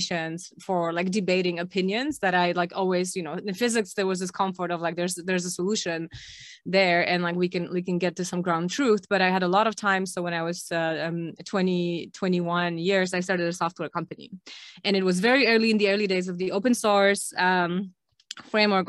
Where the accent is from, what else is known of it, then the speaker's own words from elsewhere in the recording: Krakow, Lesser Poland, Poland; I'm originally from Poland, from Krakow, grew up here